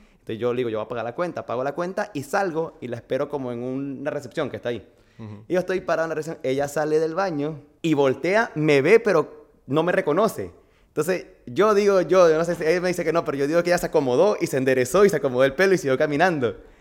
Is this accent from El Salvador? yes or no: no; Barquisimeto, Lara, Venezuela; moved away as an adult; also born or lived in Miami, United States / Madrid, Spain; now in Honduras; nací en Barquisimeto, estado Lara. Venezuela